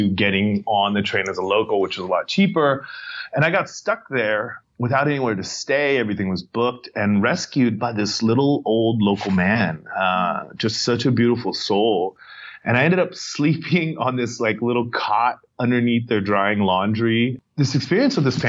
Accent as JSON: {"language": "English", "town": "Santa Monica", "region": "California", "country": "United States", "tie": "born or raised there", "said": "I grew up in Venice and Santa Monica here in California"}